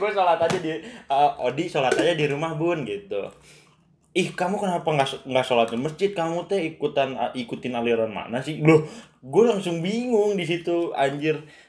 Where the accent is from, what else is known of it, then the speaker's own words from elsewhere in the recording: Bogor, West Java, Indonesia; gua kan orang Bogor aslinya